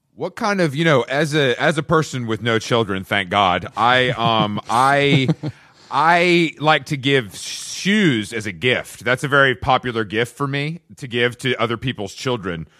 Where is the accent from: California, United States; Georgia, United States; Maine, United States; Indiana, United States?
Georgia, United States; Atlanta; moved away as an adult; also born or lived in New York; now in Los Angeles, United States; I'm from Atlanta. I'm from the South